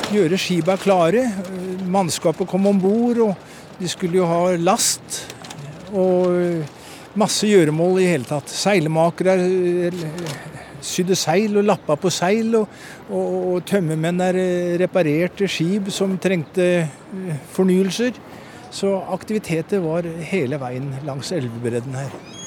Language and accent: Norwegian; Porsgrunn, Telemark, Norway; Jeg kom fra Porsgrunn.